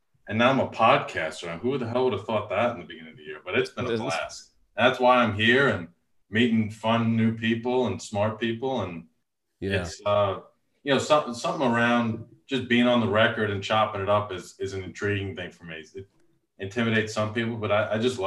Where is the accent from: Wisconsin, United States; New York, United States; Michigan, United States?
New York, United States; Long Island; moved away; I grew up in Long Island, New York, was a golfer in a golfing family